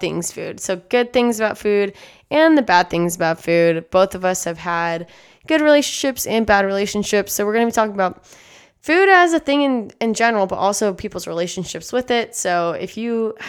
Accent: San Antonio, Texas, United States; I grew up in San Antonio, Texas, and therefore I was raised with Tex-Mex and McDonald's

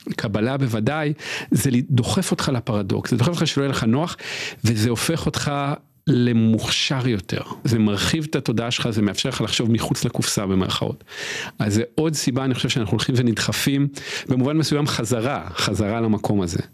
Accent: Israel; גדלתי בקיבוץ

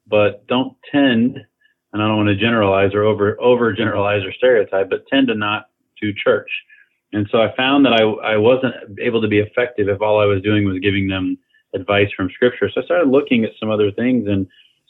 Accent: Kansas City, Missouri, United States; moved away; as a young man growing up in Kansas City, Missouri area

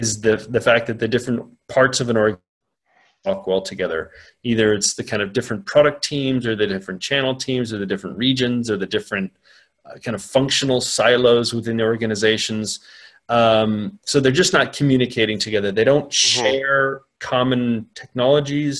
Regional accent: United States; moved away as an adult; now in London, United Kingdom; I'm an American. But I am settled pretty much for good in Europe. I work out of London

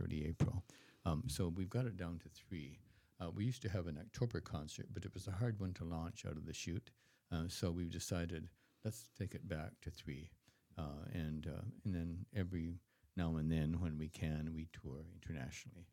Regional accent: Canada; as a Canadian

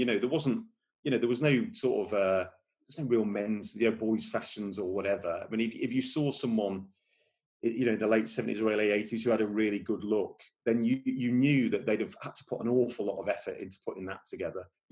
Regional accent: Burscough, North West England, United Kingdom; also born or lived in Bootle; I grew up just outside Liverpool. So my mum and dad moved to a place called Burscough. I was born in Bootle, but we moved to Burscough

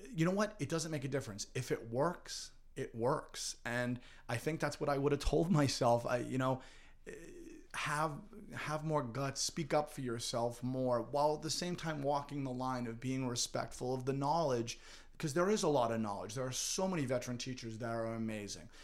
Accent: North Andover, Massachusetts, United States; growing up in North Andover

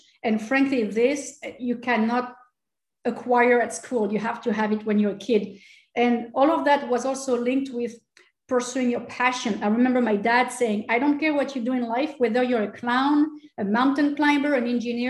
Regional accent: Angers, Pays de la Loire, France; born there; No, I was born in Angers, which is northwest of France, for a very funny reason.

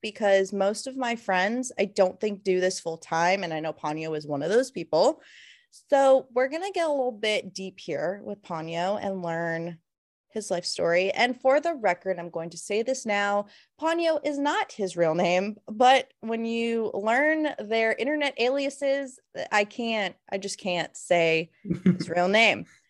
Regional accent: Florida, United States; moved away; we're originally from Florida

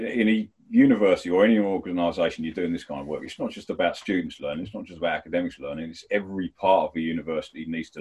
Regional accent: Medway, South East England, United Kingdom; moved away; I was from Kent, Medway Town.

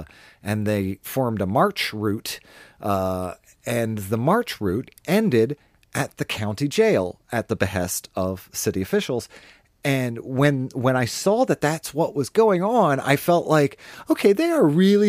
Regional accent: Baltimore, Maryland, United States; now in Huntsville, United States; my hometown of Baltimore City

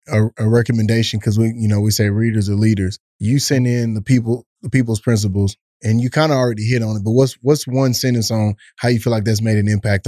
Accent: Texas, United States; I'm a Texas boy through and through, man.

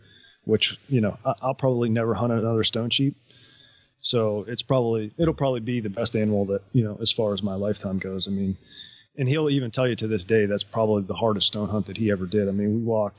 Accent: East Coast, United States; growing up on the East Coast

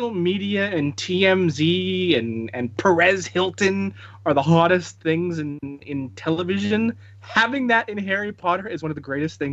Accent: Canada; I'm a Canadian

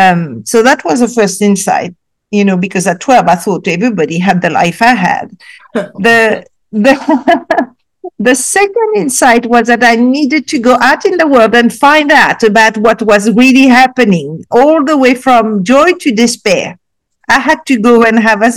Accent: Casablanca, Casablanca-Settat, Morocco; also born or lived in Africa; after that, I moved to Casablanca, Morocco

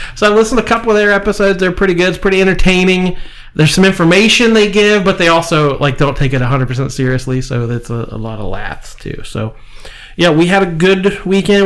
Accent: Marietta, Ohio, United States; we're from Marietta, Ohio. We're used to the sternwheel Festival

